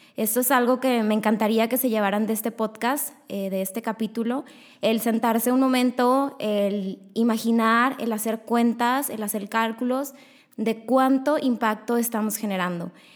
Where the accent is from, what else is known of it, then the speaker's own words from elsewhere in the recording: Monterrey, Nuevo León, Mexico; yo tengo 23 años y soy de aquí, de Monterrey